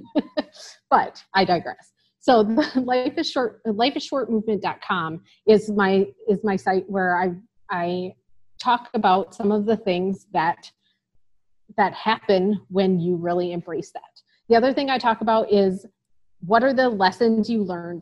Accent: Illinois, United States; moved away as an adult; also born or lived in Wisconsin; now in North Dakota, United States; I'm from Illinois originally

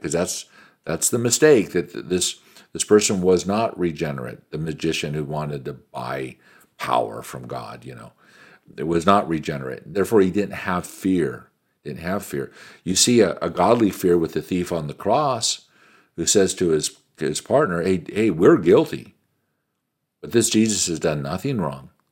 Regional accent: United States; an American businessman

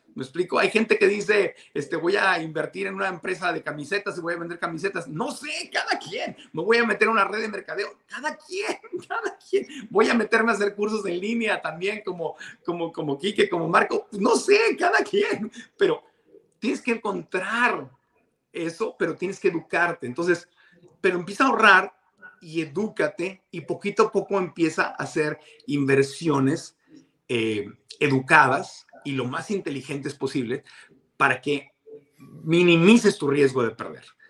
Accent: Tijuana, Baja California, Mexico; moved away; also born or lived in Mexico City; yo en mis tiempos de niño, en Tijuana, en la frontera

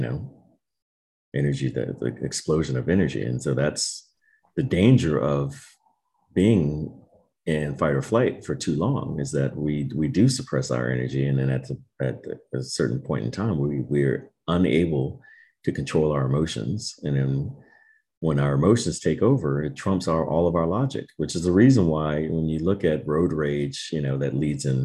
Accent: Maryland, United States; moved away as an adult; also born or lived in Miami, Florida / California; I grew up in Maryland

